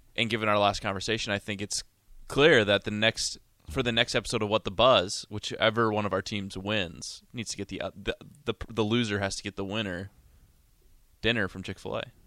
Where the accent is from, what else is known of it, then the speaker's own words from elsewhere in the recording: Montana, United States; I'm from Montana